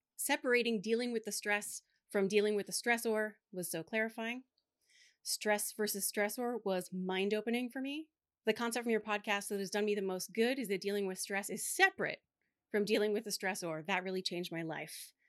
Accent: Delaware, United States; … and I, being born and raised in Delaware, had Doctor Jill Biden as our tenth grade English teacher

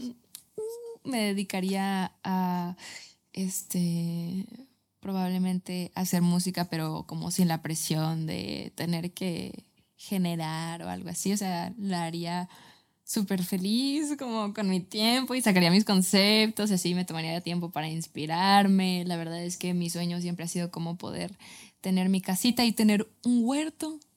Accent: Guadalajara, Jalisco, Mexico; yo soy tapatía

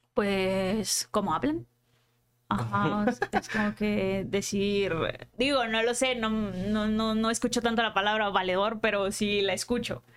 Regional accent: Culiacán, Sinaloa, Mexico; accent: norteño; moved away as an adult; now in Mexico City, Mexico; Nací en Culiacán y sí, viví allá toda la vida, hasta que me vine para acá

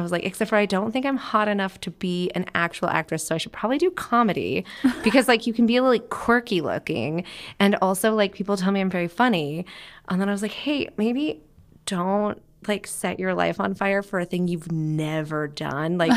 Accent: Grass Valley, California, United States; also born or lived in Seattle, United States; I was born in Seattle, moved to the California area when I was like five, and like hopped around. By the time I was like eighteen, I'd lived in like thirty-eight different houses.

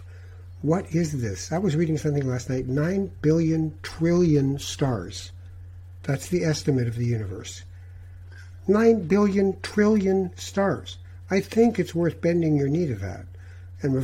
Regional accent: Tangier, Tanger-Tetouan-Al Hoceima, Morocco; moved away; I'm a Moroccan from Tangiers. I was born there.

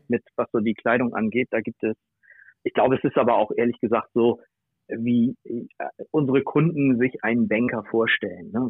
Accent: Bad Oldesloe, Schleswig-Holstein, Germany; ich komme aus Oldesloe, das liegt zwischen Hamburg und Lübeck

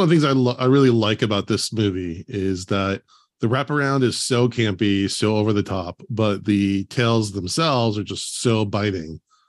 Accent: Oregon, United States; now in Los Angeles, United States; I live in L.A. now, but I grew up in Oregon.

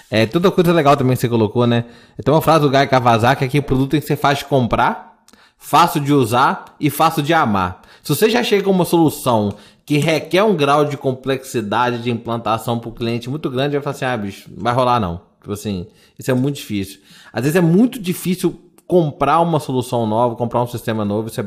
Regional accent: Minas Gerais, Brazil; A gente é mineiro, né, pessoal?

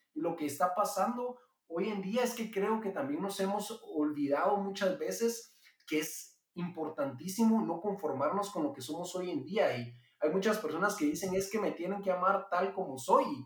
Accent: Guatemala; Yo soy guatemalteco, vivo aquí en Guatemala y me crié aquí toda la vida

